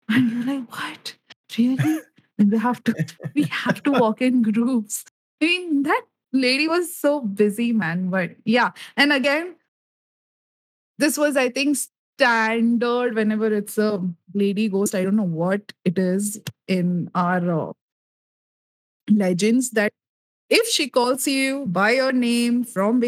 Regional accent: India; as an Indian

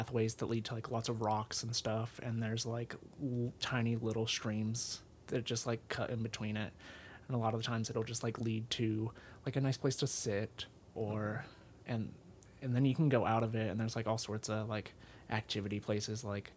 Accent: Salt Lake City, Utah, United States; also born or lived in South Carolina; born and raised in Utah near Salt Lake City. And then when I was in 7th grade, I lived in South Carolina for 3 years, and then I came back.

